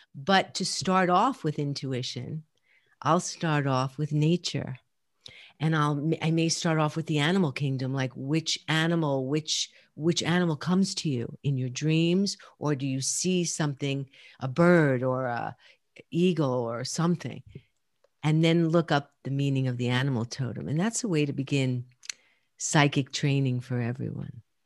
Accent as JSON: {"language": "English", "town": "New York City", "region": "New York", "country": "United States", "tie": "born or raised there", "said": "I grew up in Brooklyn and Queens, right? So I'm definitely a New Yorker"}